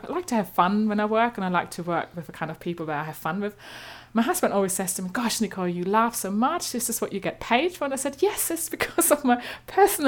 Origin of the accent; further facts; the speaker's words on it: eastern Germany, Germany; accent: slightly German; English is a second language; moved away as an adult; now in London, United Kingdom; I'm originally from Germany, as you might gather by my slightly German accent. But I've lived here a long time